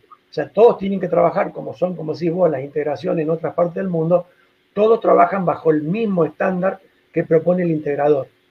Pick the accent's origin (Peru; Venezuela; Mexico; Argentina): Argentina